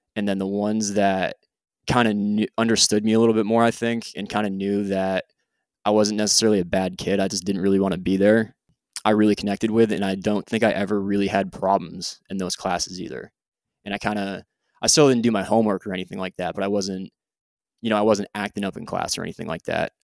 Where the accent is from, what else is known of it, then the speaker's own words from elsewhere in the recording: Hartford, United States; moved away as an adult; also born or lived in Japan; now in Jacksonville, United States; I'm originally from the Heartland, Hartford area, and I currently live in Jacksonville, Florida